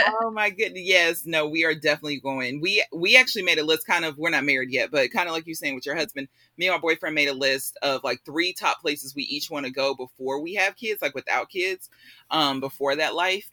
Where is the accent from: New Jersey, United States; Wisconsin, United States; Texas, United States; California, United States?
Texas, United States; Spring / The Woodlands area; also born or lived in Illinois; I grew up in the Spring Woodlands area, so um, I was the only black kid most of my life growing up there